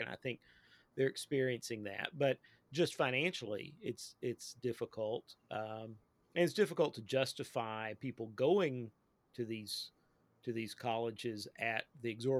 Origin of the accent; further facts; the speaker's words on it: Eastern Kentucky, United States; I'm a real live hillbilly. I grew up in Eastern Kentucky